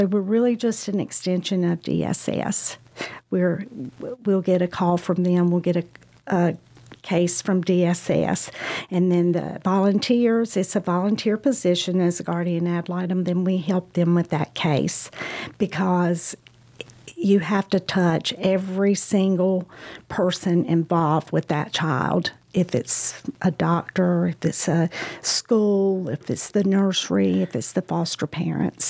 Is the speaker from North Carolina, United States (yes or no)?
yes; Statesville, North Carolina, United States; I'm from Statesville.